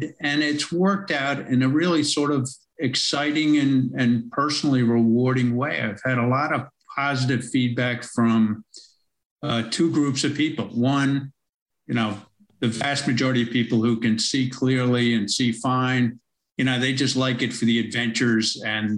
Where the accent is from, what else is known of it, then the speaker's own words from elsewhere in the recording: New York City, New York, United States; moved away as an adult; now in Melbourne, Australia; I'm originally from America, from most of my life in New York City, as you can probably tell from my accent